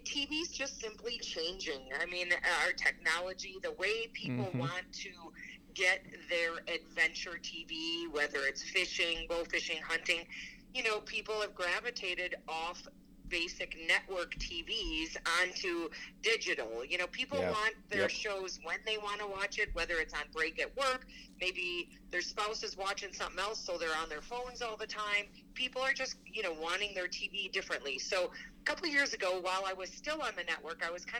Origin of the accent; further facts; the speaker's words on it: Wisconsin, United States; I grew up in Wisconsin, home of AMS